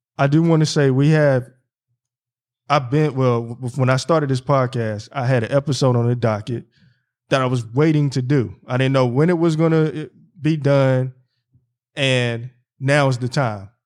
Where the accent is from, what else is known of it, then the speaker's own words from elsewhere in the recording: North Carolina, United States; moved away; also born or lived in Philadelphia; my hometown, North Carolina, and then back in Philly